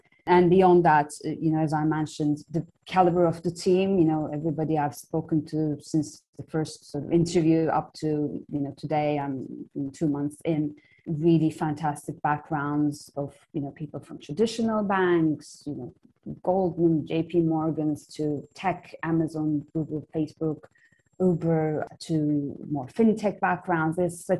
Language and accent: English; Istanbul, Turkey; Yeah, so very briefly, I grew up in Istanbul, Turkey.